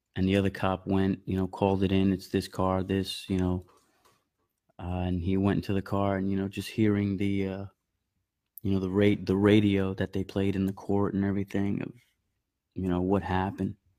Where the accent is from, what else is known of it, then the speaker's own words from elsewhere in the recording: Medford, New York, United States; also born or lived in Bronx, New York; I was born in the Bronx, uh, five years old. We moved to Long Island, New York, to, uh, Suffolk County